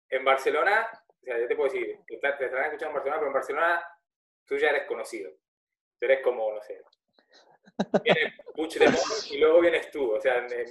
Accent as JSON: {"language": "Spanish", "country": "Argentina", "lives_now": "Reus, Spain", "said": "Y a mí me sale que me, escuchan en mi país también, en Argentina, que escucha gente, bueno, obviamente por aquí, por la zona de Reus, Tarragona, de toda esta zona."}